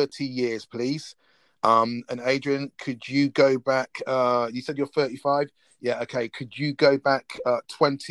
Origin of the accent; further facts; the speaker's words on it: Oxford, South East England, United Kingdom; We're three DJs from Oxford